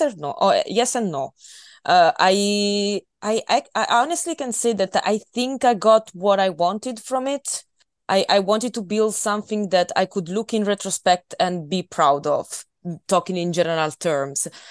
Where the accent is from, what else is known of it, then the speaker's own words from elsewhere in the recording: Italy; English is a second language; moved away as an adult; now in Scotland, United Kingdom; I've been living in Italy for twenty-two years. So, um, I'm, I'm not Scottish, uh, but on the other hand, when I come back home, I'm, I'm still Italian